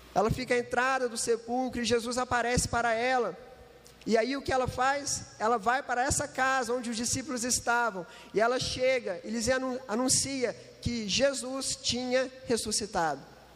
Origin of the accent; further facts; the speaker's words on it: Uberlândia, Minas Gerais, Brazil; eu não sou de Itajubá, eu sou de Uberlândia, Triângulo Mineiro